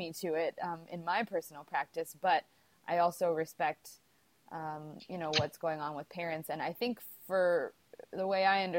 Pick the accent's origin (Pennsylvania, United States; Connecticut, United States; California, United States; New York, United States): California, United States; San Diego; I'm from San Diego